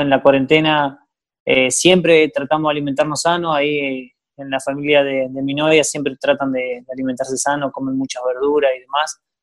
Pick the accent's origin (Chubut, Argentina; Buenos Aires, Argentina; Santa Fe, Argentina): Chubut, Argentina; Gualjaina; yo soy de Walhaina, nací, me crié ahí